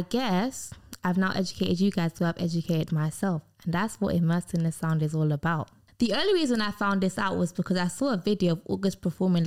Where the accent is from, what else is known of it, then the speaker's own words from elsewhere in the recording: United Kingdom; I'm British